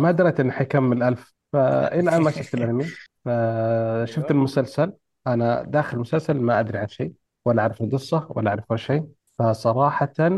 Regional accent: Saudi Arabia; عندنا في السعوديه

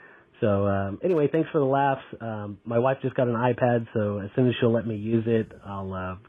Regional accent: United States; moved away as an adult; now in Japan; I'm calling from Japan. I'm from America, but I've been living here for about 7 years

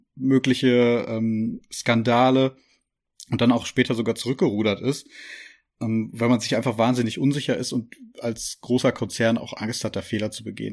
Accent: Germany; bei uns hier in Deutschland

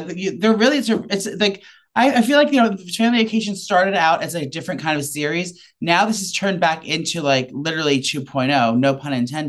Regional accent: Northeast, United States; I'm from the Northeast.

